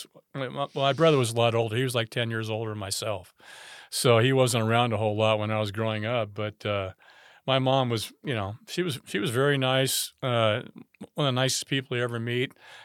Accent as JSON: {"language": "English", "country": "France", "moved": "yes", "said": "I came from France, and when we actually moved here, everything was kind of like brand new. Cordova was fairly new."}